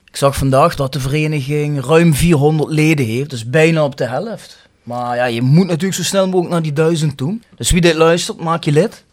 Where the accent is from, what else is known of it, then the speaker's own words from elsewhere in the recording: Kerkrade, Limburg, Netherlands; ik ben van Kalheide